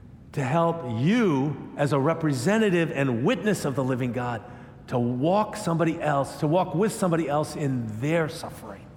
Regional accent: United States; I'm an American

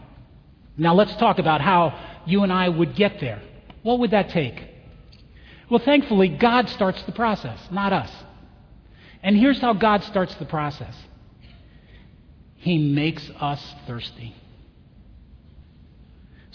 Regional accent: Chicago, Illinois, United States; where are you from? Chicago

